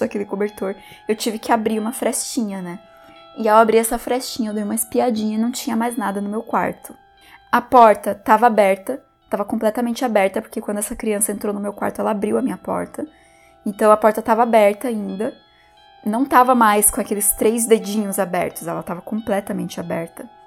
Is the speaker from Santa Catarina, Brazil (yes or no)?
yes; Porto União, Santa Catarina, Brazil; Nesse momento, eu já estava morando na minha cidade natal de volta, que é Porto União, também em Santa Catarina.